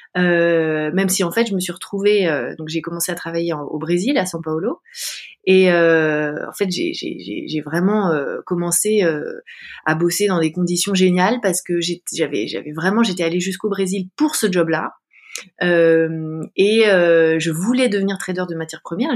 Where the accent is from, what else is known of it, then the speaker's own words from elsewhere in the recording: Paris, Île-de-France, France; je suis une, une, femme française d'une trentaine d'années. J'ai grandi à Paris.